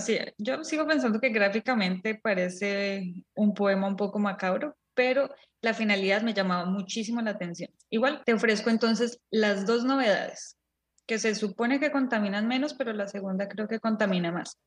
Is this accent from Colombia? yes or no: yes; Colombia; nosotros nacimos y crecimos en Colombia